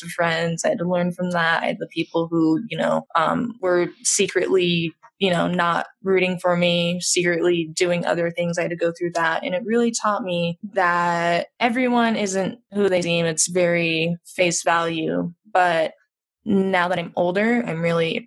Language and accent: English; Monument, Colorado, United States; I grew up in Colorado, between Monument and Colorado Springs